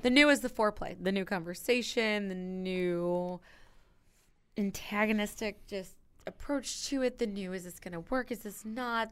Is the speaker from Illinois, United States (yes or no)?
yes; Granite City, Illinois, United States; I'm from Granite City